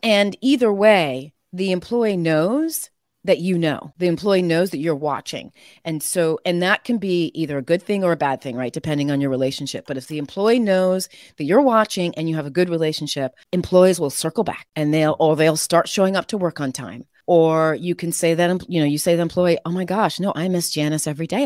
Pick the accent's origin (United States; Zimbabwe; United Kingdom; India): United States; Connecticut; also born or lived in Boston; Connecticut, from New England